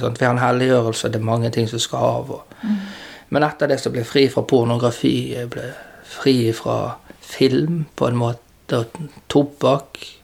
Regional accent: Bergen, Vestland, Norway; jeg har vokst opp på Landås

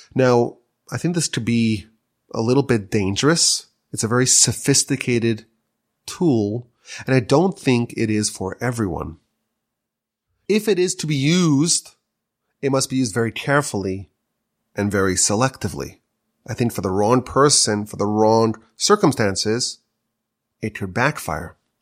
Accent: United States; now in Canada; I'm an American coming here

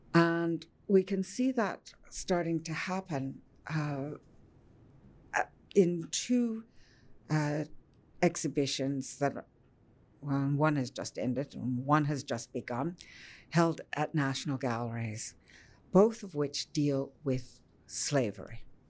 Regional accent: Ottawa, Ontario, Canada; growing up in Ottawa

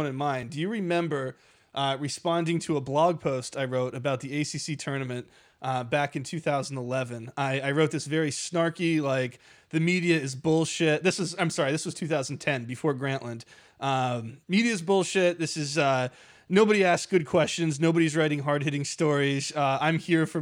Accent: Saranac Lake, New York, United States; I am from upstate New York, about an hour south of the Canadian border

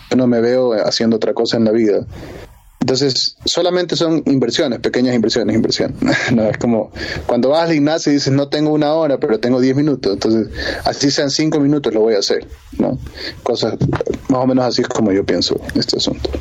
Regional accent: Ecuador; no soy el primer ecuatoriano que llegó a Berkeley con una beca

